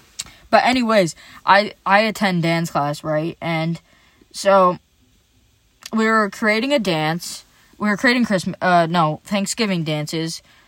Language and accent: English; Ireland; Basically me. Because I'm Irish.